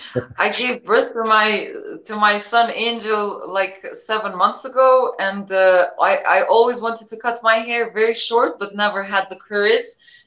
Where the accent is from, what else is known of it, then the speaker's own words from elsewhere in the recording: Pristina, Kosovo; English is a second language; Yeah, well, you know, since I remember myself, I remember the war, you know, on and off.